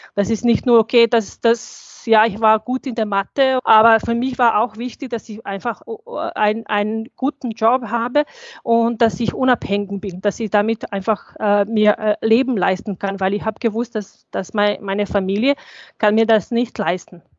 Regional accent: Bosnia & Herzegovina; German is a second language; moved away as an adult; also born or lived in Sarajevo; now in Austria; ich bin 1987 geboren, ich bin in Bosnien geboren, also ich habe ähm, Krieg überlebt

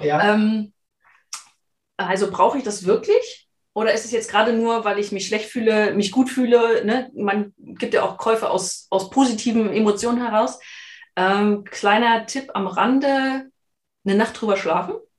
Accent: Germany; wir sind ja beide aus der Region

